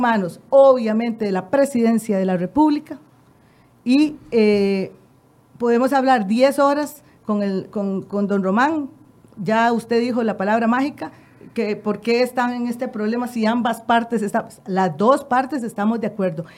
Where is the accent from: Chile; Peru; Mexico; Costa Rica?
Costa Rica; es el producto de lo que somos los costarricenses